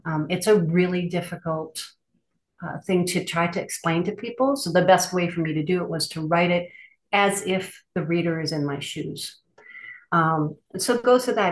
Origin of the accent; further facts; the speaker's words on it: Minnesota, United States; now in Denali, Alaska, United States; I currently live in Denali, Alaska. So very remote Alaska. I'm originally from Minnesota